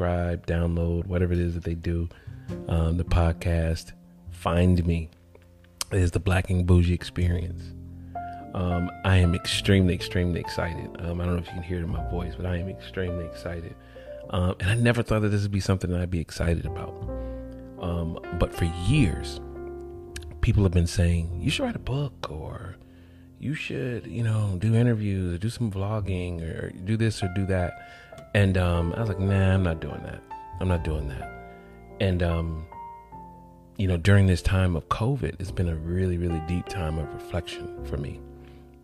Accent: College Park, Georgia, United States; moved away as an adult; also born or lived in Atlanta, Georgia / Marco Island, Florida; I was born in Atlanta, Georgia, South Fulton Hospital, and but raised in College Park, Georgia, a suburb of Atlanta, where the airport is located

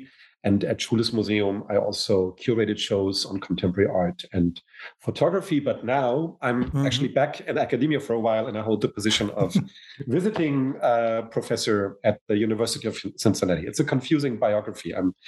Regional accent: Hamburg, Germany; English is a second language; also born or lived in United States

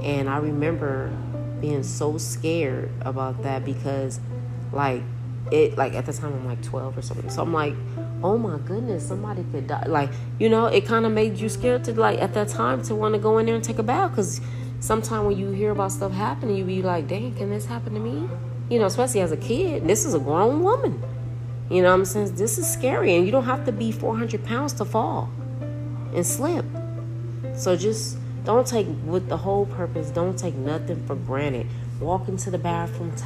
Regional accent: Los Angeles, California, United States; I'm from Los Angeles

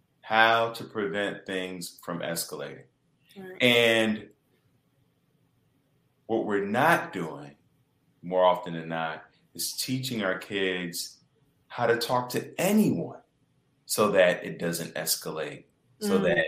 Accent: Chicago, Illinois, United States; moved away as an adult; I'm from Chicago and I come back home for the holidays

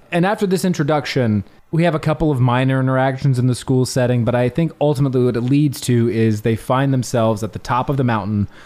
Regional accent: Alabama, United States; born there; I mean, I was born in Alabama.

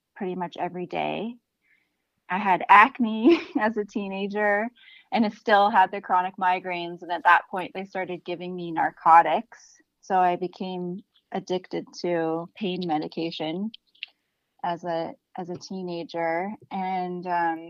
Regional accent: Canada; now in Los Angeles, United States; I'm from Canada

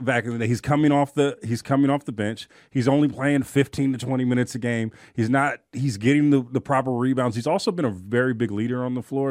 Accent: Oakland, California, United States; I'm from Oakland

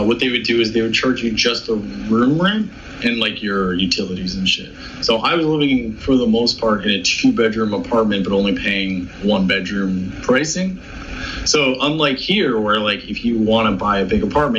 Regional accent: Canada; I'm Canadian

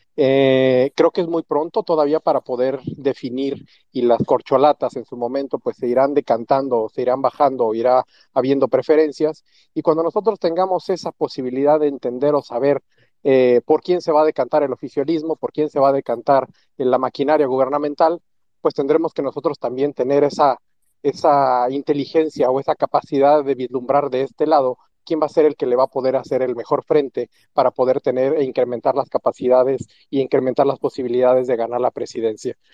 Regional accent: Mexico; lo que nosotros requerimos como mexicanos

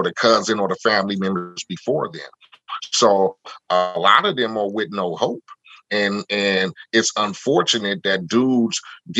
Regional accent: Compton, California, United States; me living in Compton and growing up in Compton

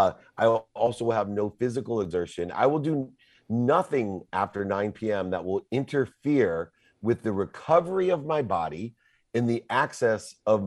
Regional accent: California, United States; But you know, I'm from Southern California.

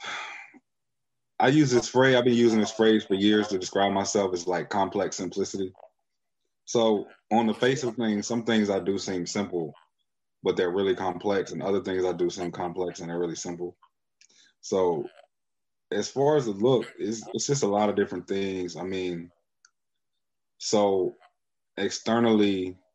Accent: United States; Black people in America, we are American culture

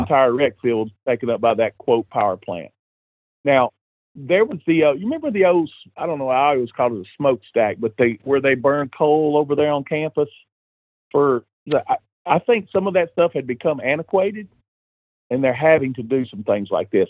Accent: Cheatham County, Tennessee, United States; I'm from Cheatham County. I went to Cheatham County Central

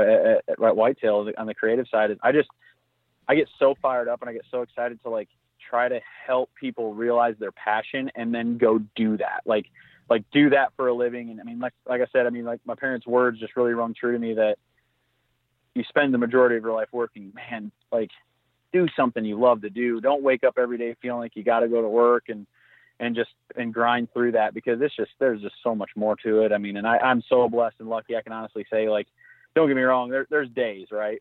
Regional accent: Southwest Michigan, United States; I grew up in Southwest Michigan

